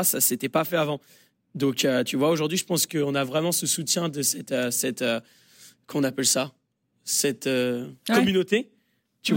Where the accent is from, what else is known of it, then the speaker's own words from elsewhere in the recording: France; now in United States; on est français